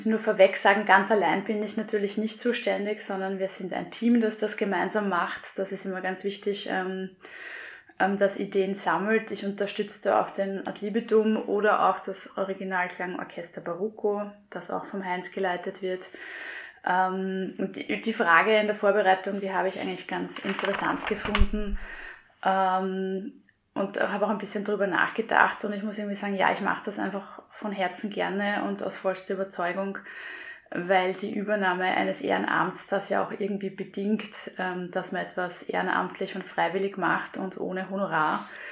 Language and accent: German; Gumpoldskirchen, Lower Austria, Austria; so bin ich zum Singen gekommen in meiner Heimat in Gumpolskirchen